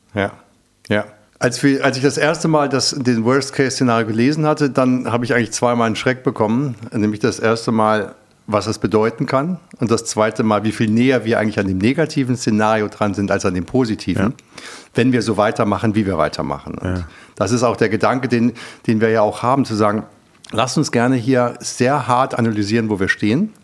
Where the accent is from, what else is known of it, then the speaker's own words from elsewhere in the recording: Germany; ich bin ja Europäer, ich bin ja auch Deutscher